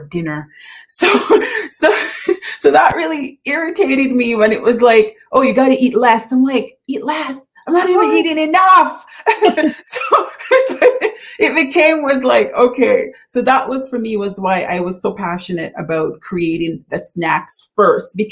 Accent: Jamaica; we love growing up in Jamaica

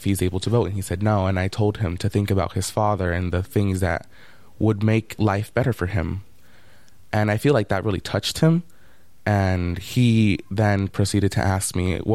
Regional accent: Oakland, California, United States; Growing up, most of my life, I grew up in East Oakland

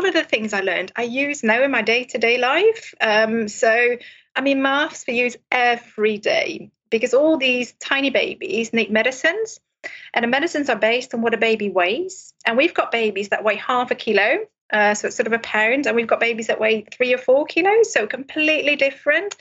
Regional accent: Netherlands; moved away as an adult; now in Cardiff, United Kingdom; I'm originally from Holland, so I didn't train in this country. So I didn't go to school in the UK, I went to school in Holland

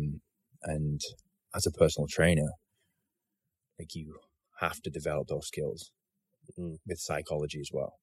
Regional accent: Bolton, North West England, United Kingdom; back in my hometown. Mm-hmm. Bolton

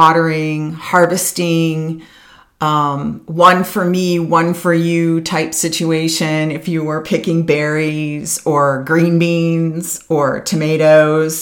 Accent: Mentor, Ohio, United States; So I grew up in Mentor, Ohio, just outside of Cleveland

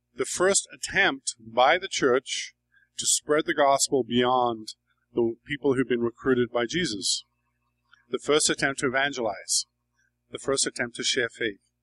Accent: England, United Kingdom; moved away as an adult; now in New York, United States; I grew up in England.

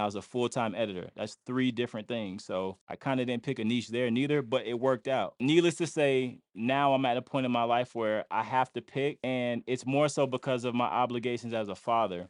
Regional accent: Lakeland, Florida, United States; I'm from Lakeland, Florida.

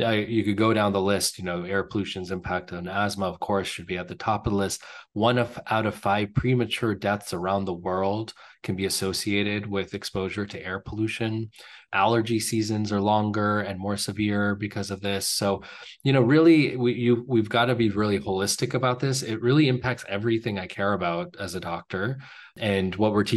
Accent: California, United States; moved away; I grew up in California

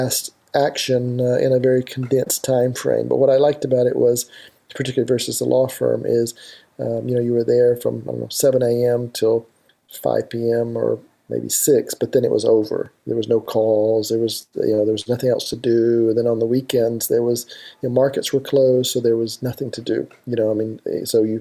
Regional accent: Alabama, United States; moved away as an adult; also born or lived in Hong Kong; I'm originally from Alabama. I grew up on a cattle farm there, and all my family still lives in Alabama

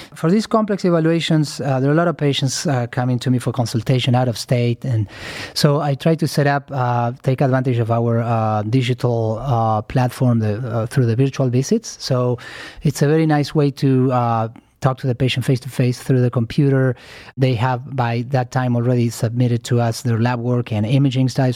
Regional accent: Argentina; moved away; I'm originally from Argentina

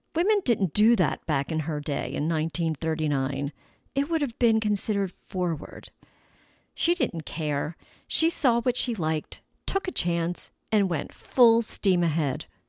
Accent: Baltimore, Maryland, United States; We would travel on the twenty-eight transit bus to Howard Street, home to the big department stores in downtown Baltimore

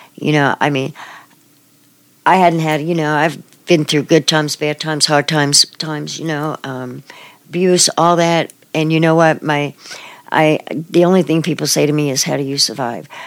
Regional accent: New York City, New York, United States; moved away as an adult; now in Manhattan, Kansas, United States; I'm from Brooklyn, New York, um, I've lived here in Manhattan since 2007

